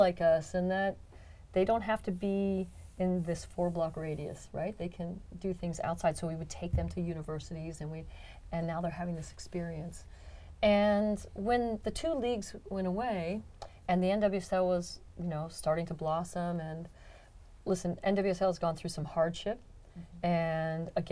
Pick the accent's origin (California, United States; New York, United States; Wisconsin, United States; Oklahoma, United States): California, United States; San Jose; I'm born and raised in San Jose.